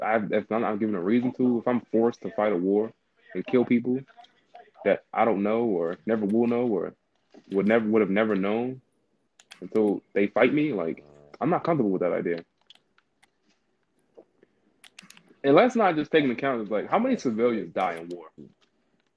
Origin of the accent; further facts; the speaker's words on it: United States; being an American